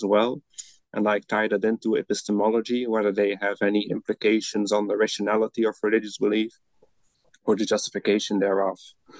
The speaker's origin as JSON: {"language": "English", "country": "Belgium", "moved": "as an adult", "lives_now": "Netherlands", "said": "I'm originally from Belgium, where I studied first, and then I moved to the Netherlands to get my PhD."}